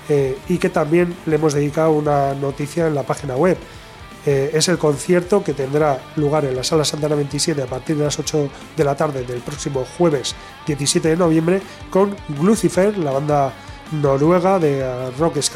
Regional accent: Abanto y Ciérvana, Basque Country, Spain; cuando yo fui a vivir con siete años, Ciervana pertenecía a Avanto y Ciervana.

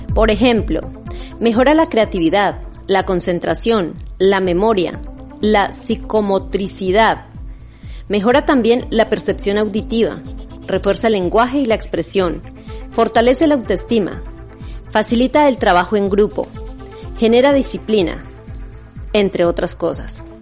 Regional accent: Colombia; now in Biscay, Spain; soy de Colombia

